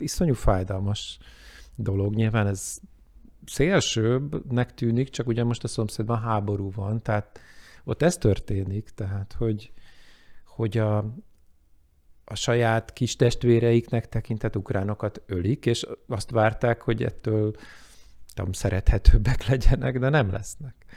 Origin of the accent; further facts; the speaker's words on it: Hungary; én magyarként